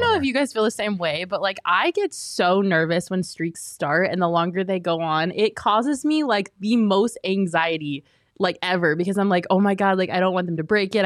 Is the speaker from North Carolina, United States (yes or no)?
no; Colorado, United States; I grew up in Colorado